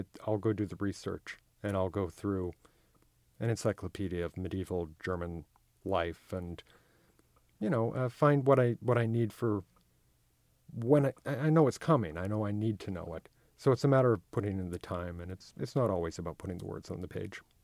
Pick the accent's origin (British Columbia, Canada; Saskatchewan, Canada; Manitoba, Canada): Manitoba, Canada; I come from Manitoba, which has a huge Icelandic, uh, community